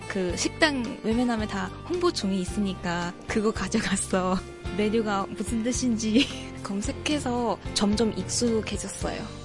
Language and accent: Korean; China; Korean is a second language; now in South Korea; 저는 중국에서 온